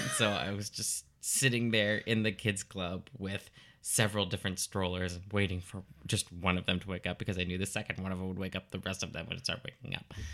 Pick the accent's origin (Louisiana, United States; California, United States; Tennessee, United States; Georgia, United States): Louisiana, United States; Lafayette; I'm originally from Lafayette, Louisiana